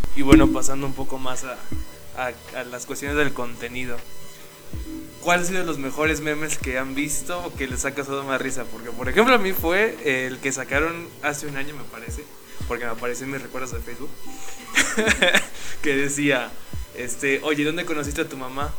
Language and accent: Spanish; Mexico; todos somos, todos somos mexicanos